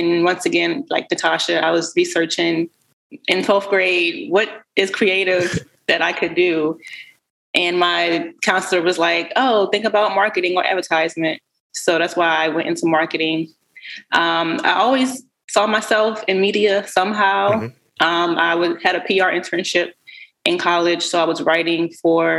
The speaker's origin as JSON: {"language": "English", "town": "Baltimore", "region": "Maryland", "country": "United States", "tie": "born or raised there", "said": "featuring Baltimore creatives, which has been really exciting because that's my hometown"}